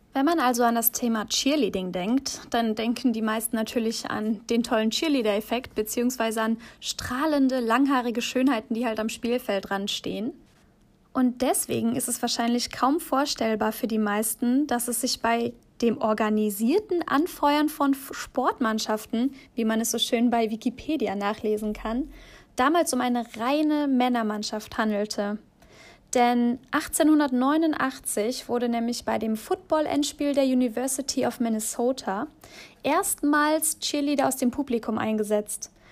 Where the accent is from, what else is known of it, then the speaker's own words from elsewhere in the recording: Aachen, North Rhine-Westphalia, Germany; moved away; Ich bin aus Aachen weggezogen.